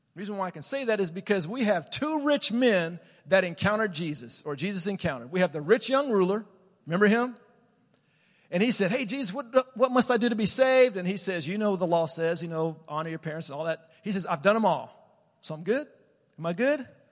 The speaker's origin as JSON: {"language": "English", "country": "United States"}